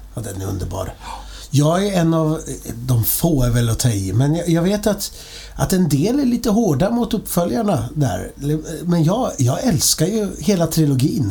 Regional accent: Linköping, Östergötland, Sweden; jag är ju från Linköping

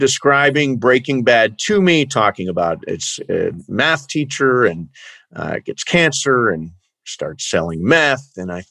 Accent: Toledo, Ohio, United States; I grew up in Toledo, Ohio, so not very far away, Midwestern stock.

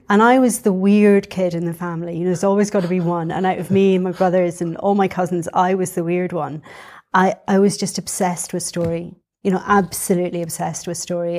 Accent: Edinburgh, Scotland, United Kingdom; I was born in Edinburgh. um, and brought up in Edinburgh

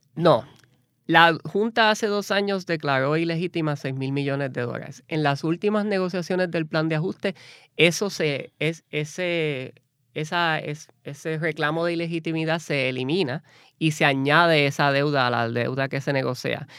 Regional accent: San Juan, Puerto Rico; moved away as an adult; also born or lived in New Orleans; yo soy nacido y criado en Puerto Rico, eh, de Cupey

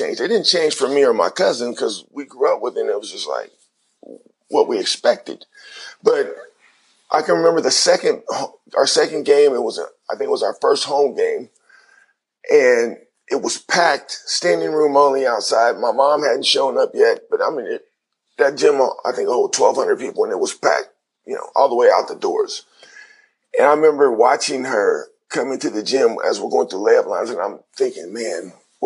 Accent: Cincinnati, Ohio, United States; my hometown

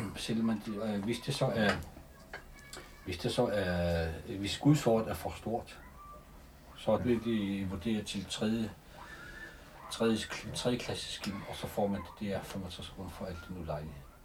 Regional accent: Greenland; en anden folkestamme, og vi er grønlændere

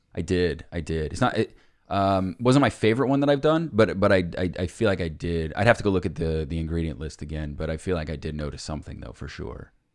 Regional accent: Cincinnati, Ohio, United States; I'm from Cincinnati

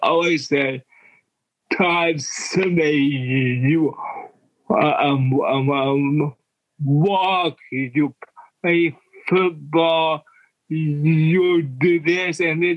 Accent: Yukon, Oklahoma, United States; also born or lived in Dallas, Texas; now in Hollywood, United States; I am from a suburb of Oklahoma City called Yukon

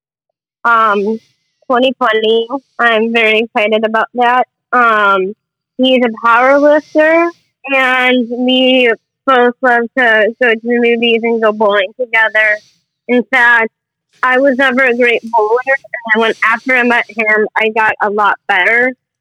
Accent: Evanston, Illinois, United States; born or raised there

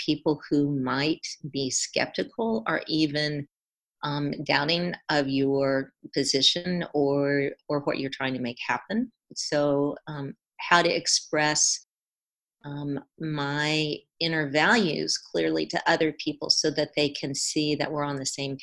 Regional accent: South Carolina, United States; moved away as an adult; also born or lived in California; I grew up and spent my first two decades in South Carolina, growing up and then undergraduate

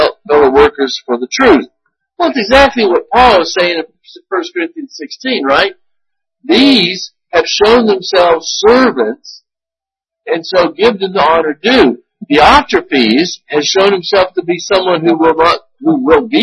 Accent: United States; as an American

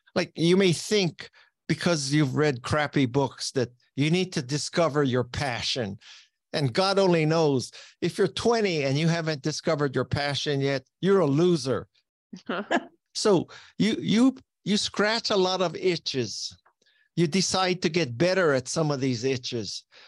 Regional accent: Hawaii, United States; moved away as an adult; the public school system in Hawaii is not challenging enough for me

